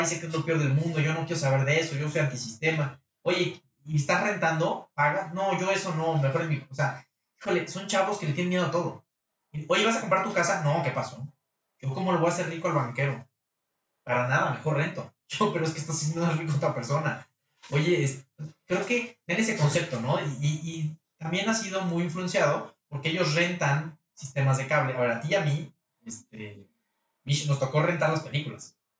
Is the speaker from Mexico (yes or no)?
yes; Mexico; los mexicanos somos, los latinos somos muy emocionales